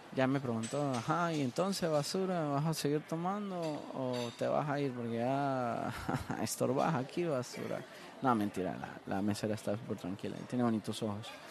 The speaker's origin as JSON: {"language": "Spanish", "country": "Honduras", "moved": "as an adult", "lives_now": "Miami, United States", "said": "ser hondureño"}